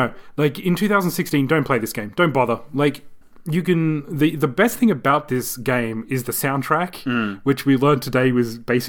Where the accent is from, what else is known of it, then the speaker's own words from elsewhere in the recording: Australia; We're Australian.